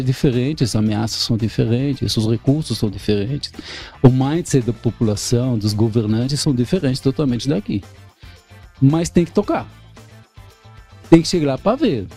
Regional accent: Israel; Portuguese is a second language; moved away as an adult; now in Brazil; sou israelense nato, há 30 anos aqui no Brasil

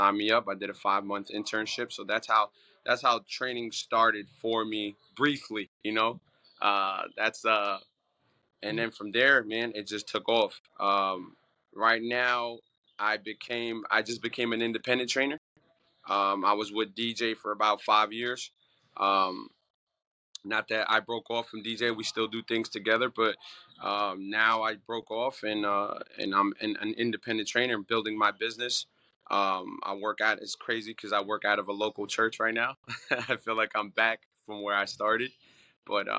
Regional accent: New Jersey, United States; I'm from North Jersey

